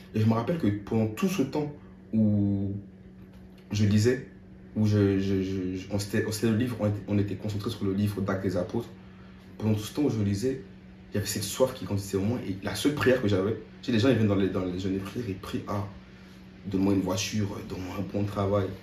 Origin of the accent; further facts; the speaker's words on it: France; moved away as an adult; also born or lived in Côte d'Ivoire; now in San Diego, United States; je suis français